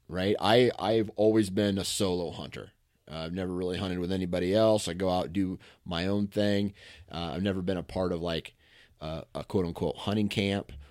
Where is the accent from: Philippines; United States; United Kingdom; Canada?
United States; Michigan; Same town. I've been here my whole life.